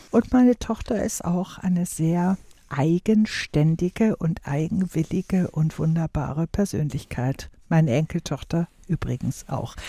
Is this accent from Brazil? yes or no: no; Wuppertal, North Rhine-Westphalia, Germany; bei uns zu Hause in Wuppertal damals bis ich zwölfeinhalb war